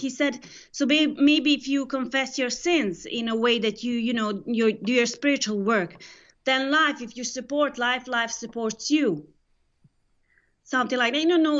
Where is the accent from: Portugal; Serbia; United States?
Serbia; now in Madrid, Spain; I'm from Serbia